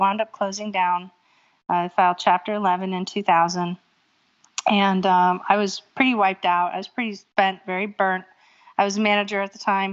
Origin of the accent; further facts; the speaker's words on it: Erie, Pennsylvania, United States; moved away as an adult; also born or lived in New England / Hawaii; now in Norfolk, United States; I was born and raised in Erie, Pennsylvania